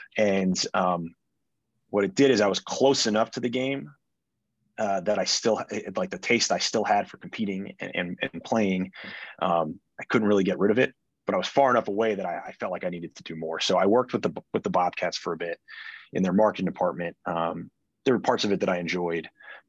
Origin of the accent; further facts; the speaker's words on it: Davidson, North Carolina, United States; also born or lived in New York; I grew up in Davidson, North Carolina. I moved here from New York when I was about 7 years old.